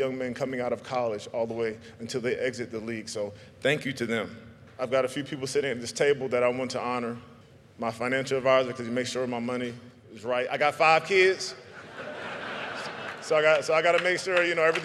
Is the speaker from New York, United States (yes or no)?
no; South Carolina, United States; I'm not all the way from Africa like Akbar, but I'm from South Carolina